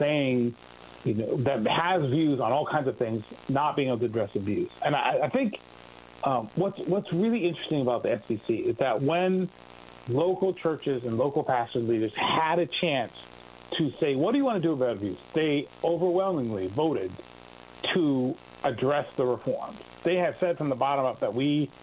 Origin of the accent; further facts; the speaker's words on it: Massachusetts, United States; moved away; I was from Massachusetts.